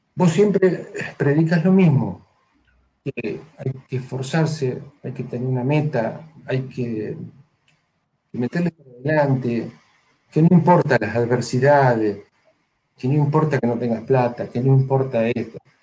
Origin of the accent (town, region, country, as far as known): Argentina